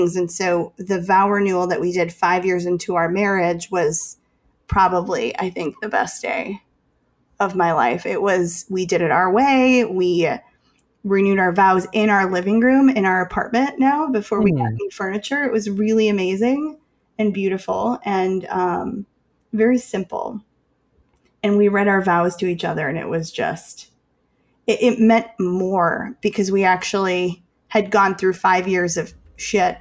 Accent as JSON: {"language": "English", "town": "Chicago", "region": "Illinois", "country": "United States", "said": "I'm from Chicago"}